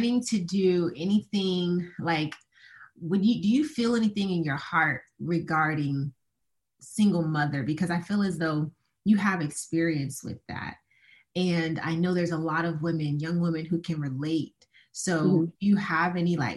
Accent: Tampa, Florida, United States; I'm from Tampa

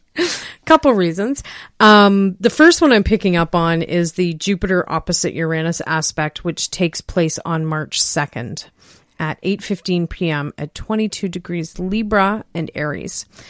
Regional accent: King, Ontario, Canada; born or raised there

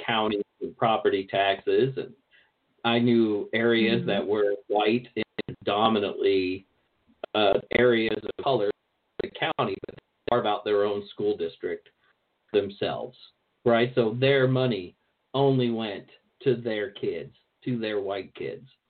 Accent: American South, rural Virginia, United States; moved away; I grew up in the American South for to a large degree. So I went to high school. Well, I went to high school and I went to junior high mostly in rural Virginia

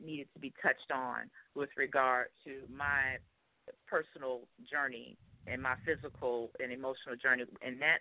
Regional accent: Chicago, Illinois, United States; I'm from Chicago, born and raised in the Chi

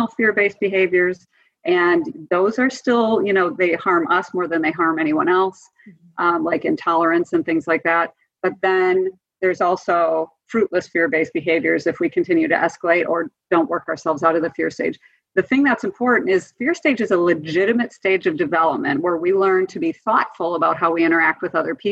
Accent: Wisconsin, United States; I grew up in Wisconsin

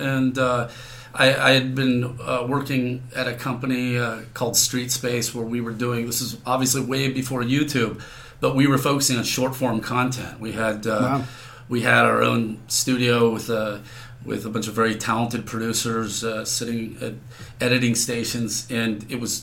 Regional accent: Bay Area, California, United States; I'm from the Bay Area

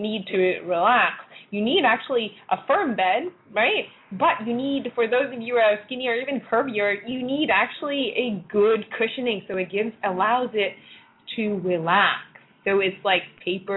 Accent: Hong Kong; moved away; when I was younger, for instance, I came from Hong Kong. I lived in Hong Kong

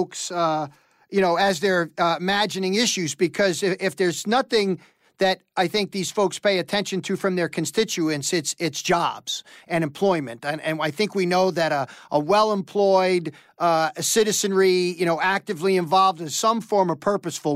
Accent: New York metropolitan area, United States; I grew up in the New York metropolitan area

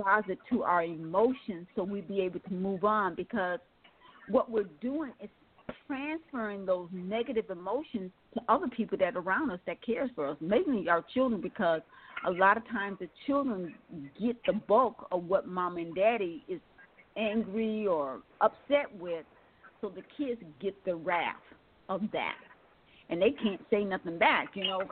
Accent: Milwaukee, Wisconsin, United States; now in Atlanta, United States; I now live in Atlanta, Georgia, and I'm from Milwaukee, Wisconsin.

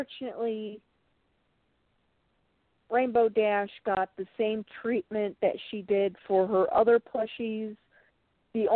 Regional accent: Chicago, Illinois, United States; moved away as an adult; now in Missouri, United States; I'm from Chicago

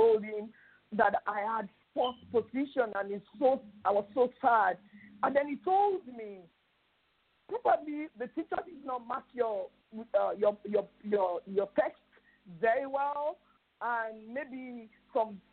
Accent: South West Nigeria, Nigeria; now in Lagos, Nigeria; I'm a Nigerian, and I'm from the southwestern state in Nigeria.

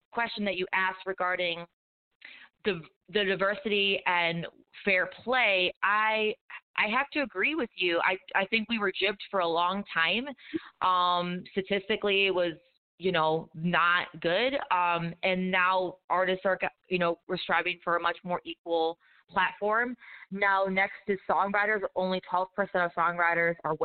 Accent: Detroit, Michigan, United States; moved away as an adult; now in Nashville, United States; I'm from Detroit originally, so I grew up in a very diverse, cultured, multicultural, multi-race, multi-ethnicity, multi-religion

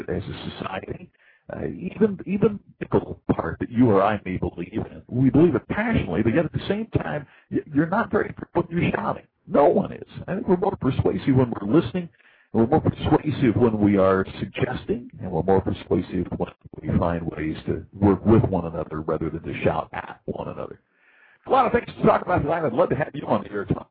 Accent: United States

